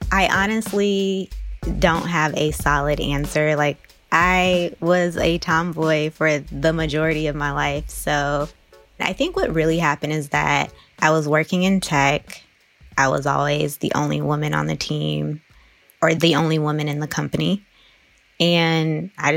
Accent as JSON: {"language": "English", "town": "East Palo Alto", "region": "California", "country": "United States", "tie": "born or raised there", "said": "when I was growing up in East Palo Alto"}